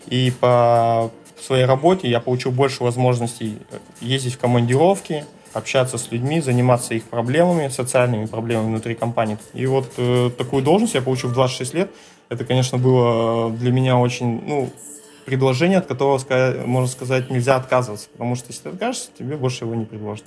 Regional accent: Naryan-Mar, Nenets Autonomous Okrug, Russia; moved away as an adult; also born or lived in Moscow; Я уроженец Ненецкого автономного, я здесь родился, то есть в 83 году в городе Наринма

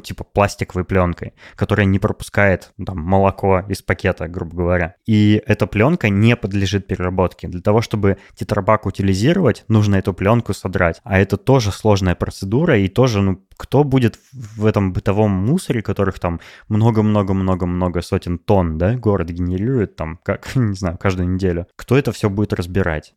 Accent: Novosibirsk, Novosibirsk Oblast, Russia; moved away as an adult; also born or lived in Moscow; в моем родном городе Новосибирске

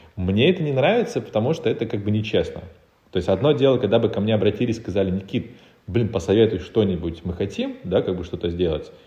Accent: Republic of Karelia, Russia; moved away as an adult; now in Moscow, Russia; я сам из Карелии, и я перебрался в Москву в 2014 году

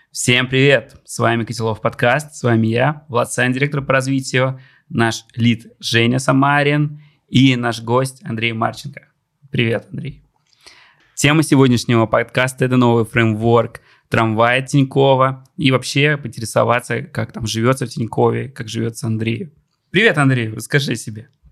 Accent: Bugulma, Tatarstan, Russia; moved away; Я из Бугульмы, супер маленький город в Татарстане

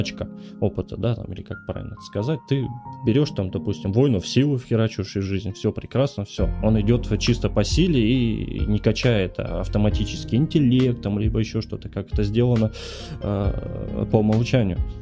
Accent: Tuva, Russia; moved away as an adult; now in Kursk, Russia; я родом с Республики Тыва, поверьте. Это 6 тысяч километров, э, и я, мы все бросили и просто поехали

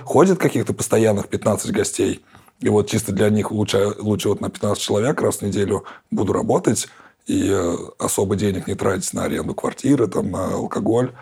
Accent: Kazan, Tatarstan, Russia; я же коренной житель Казани

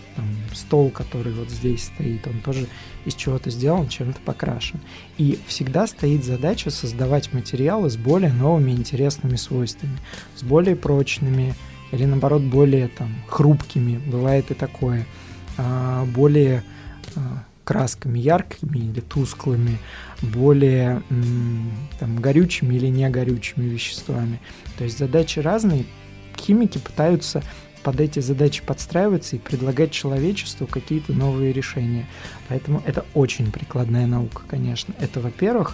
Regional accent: Kokhma, Ivanovo Oblast, Russia; now in Vladivostok, Russia; я не из Иванова, я из города рядом с Иваново, Кохма

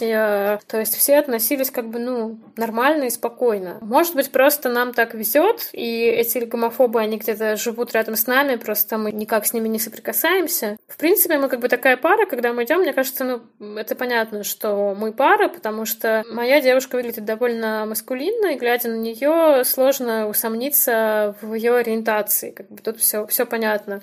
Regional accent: near Volgograd, Volgograd Oblast, Russia; born or raised there; moved away as an adult; also born or lived in Belarus; now in Saint Petersburg, Russia

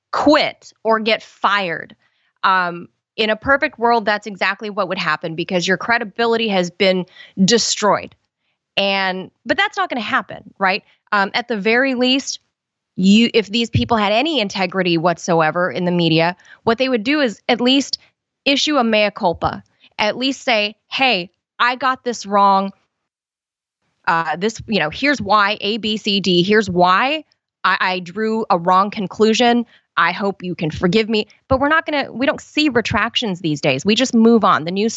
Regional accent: Los Angeles, California, United States; I'm from Los Angeles

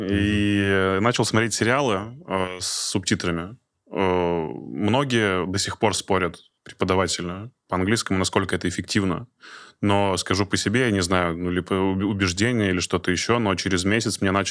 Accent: Udmurtia, Russia; мы из Удмуртии

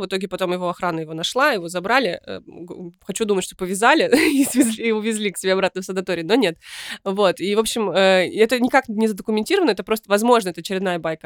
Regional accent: Kyshtym, Chelyabinsk Oblast, Russia; я родилась в Кыштыме и потом подростковый возраст провела в Челябинске

